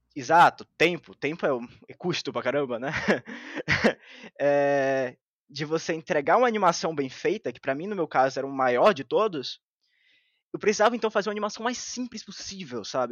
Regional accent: Bahia, Brazil; eu sou da Bahia

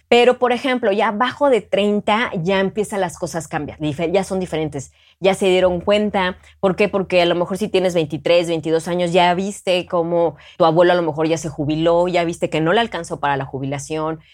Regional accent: Mexico; represento a México siendo una gran ciudadana

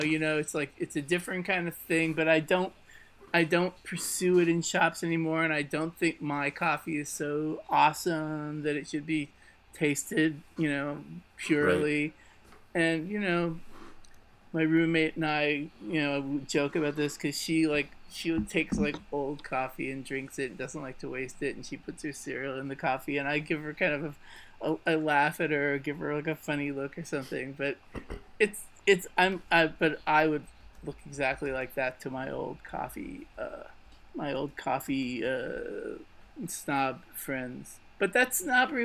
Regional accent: Pennsylvania, United States; I grew up in Pennsylvania, which was a big wrestling state

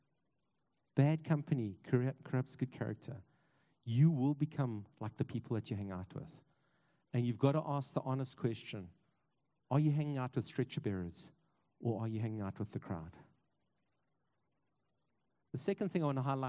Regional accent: East Rand, Gauteng, South Africa; I grew up on the East Rand

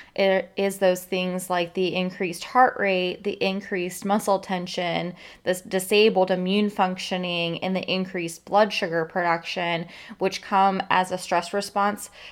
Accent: Florida, United States; living in and growing up in Florida

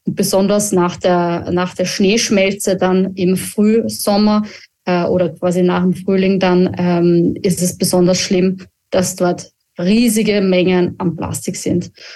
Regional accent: Austria; uns als Österreicher

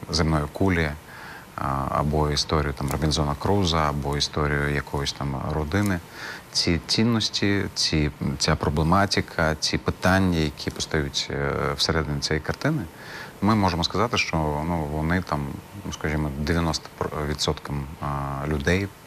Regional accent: Crimea, Ukraine; Відповім як кримський татарин.

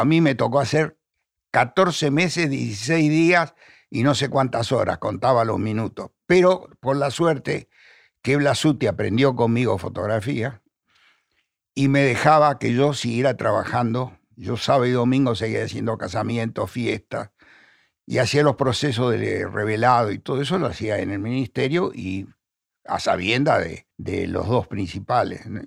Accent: Buenos Aires, Argentina; Yo nací en el Hospital Rivadavia. Mi papá me llevaba, cuando era chico, al cine real. Mi mamá me llevaba al Villa Crespo, nosotros éramos de, Chacarita.

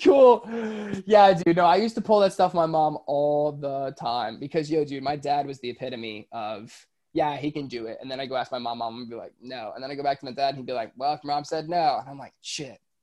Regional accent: Florida, United States; also born or lived in Orlando; I I'm from Florida, I live in Orlando. I went to Disney all the time.

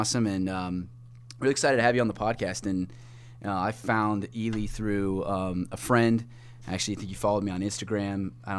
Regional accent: south of Columbus, Ohio, United States; I grew up in south of Columbus

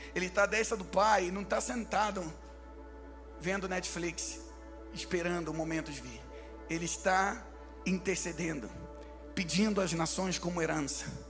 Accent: Rio de Janeiro, Brazil; accent: carioca; eu nasci no Rio de Janeiro, então por isso que eu falo assim meio carioca.

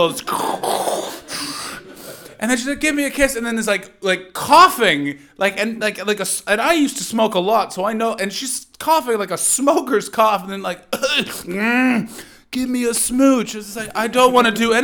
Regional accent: Ottawa, Ontario, Canada; I used to be like a lippy punk rocker growing up in Ottawa

